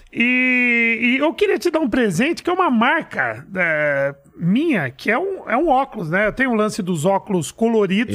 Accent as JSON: {"language": "Portuguese", "region": "São Paulo", "country": "Brazil", "tie": "born or raised there", "said": "Eu nasci em São Paulo mesmo, num bairro de periferia chamado Perus"}